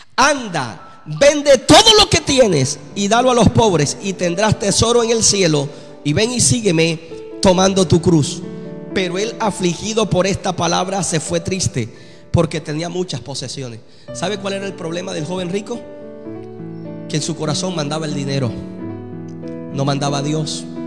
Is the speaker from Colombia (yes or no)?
yes; Colombia; Y yo soy colombiano también